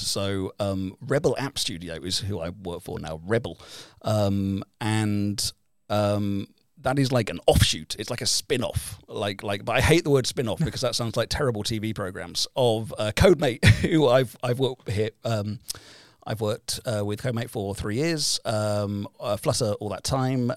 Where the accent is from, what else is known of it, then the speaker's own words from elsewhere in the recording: United Kingdom; now in Helsinki, Finland; we are both British